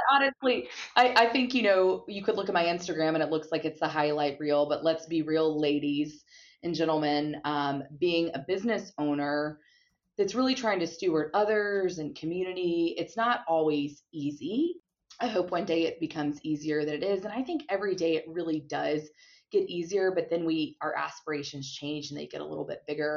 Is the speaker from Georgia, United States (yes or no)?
yes; Gwinnett County, Georgia, United States; my hometown of Gwinnett County, which is a suburb of Atlanta, Georgia